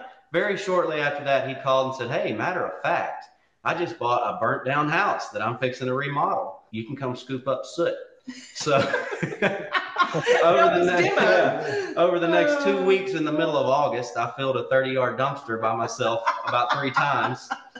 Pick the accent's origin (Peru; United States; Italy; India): United States; West Monroe, Louisiana; I was born and raised here in West Monroe, where, where John and Becky are at as well. I was homeschooled through my whole life, from pre-K to college